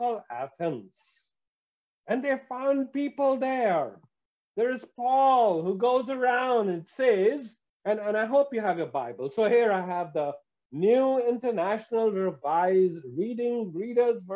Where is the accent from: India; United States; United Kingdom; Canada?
India; I come from India